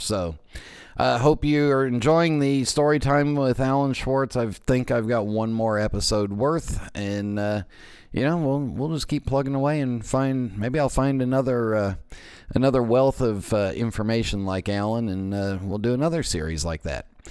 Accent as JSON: {"language": "English", "town": "Los Angeles", "region": "California", "country": "United States", "tie": "born or raised there", "also_born_or_lived": "San Francisco / Las Vegas / East Coast", "moved": "as an adult", "said": "I was born in San Francisco, but I grew up in the San Fernando Valley"}